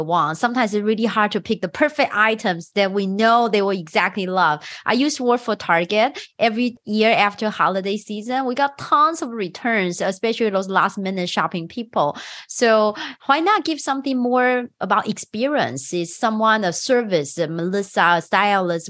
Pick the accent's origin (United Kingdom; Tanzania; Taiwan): Taiwan; now in United States; Phoebe and I, we are both immigrants. I'm from Taiwan